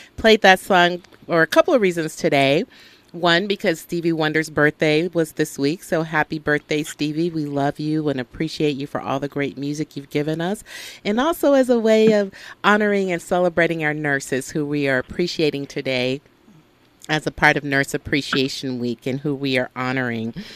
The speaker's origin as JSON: {"language": "English", "town": "Birmingham", "region": "Alabama", "country": "United States", "tie": "born or raised there", "moved": "yes", "said": "that's my home state, Birmingham, Alabama girl here"}